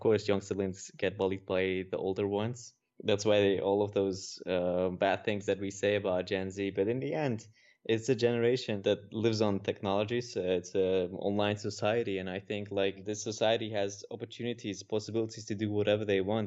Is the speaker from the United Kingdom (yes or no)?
no; Netherlands; I'm from the Netherlands.